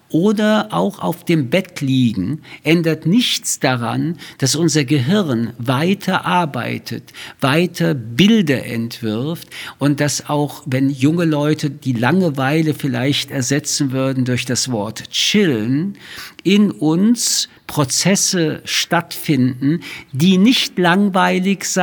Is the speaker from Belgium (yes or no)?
no; Paris, Île-de-France, France; born there; Wie Sie wissen, bin ich in Paris geboren.